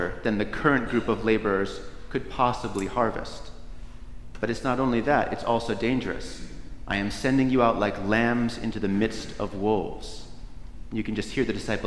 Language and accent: English; Northeast, United States; Where I grew up in the Northeast